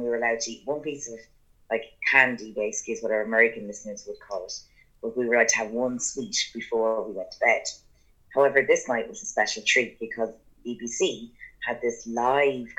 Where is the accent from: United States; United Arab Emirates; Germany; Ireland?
Ireland; growing up in Beha, which is in Bannonslow, the small little kind of village that we lived